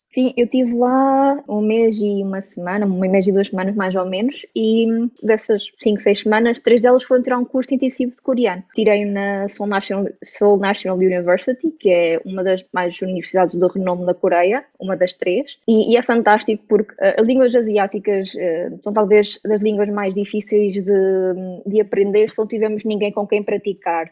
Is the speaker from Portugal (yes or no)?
yes; Aveiro, Centro, Portugal; Sou de Aveiro